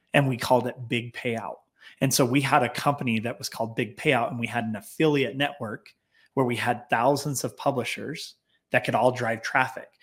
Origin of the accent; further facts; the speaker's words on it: Clearfield, Utah, United States; we were basically born and raised in Clearfield, Utah, just south uh, north of Salt Lake City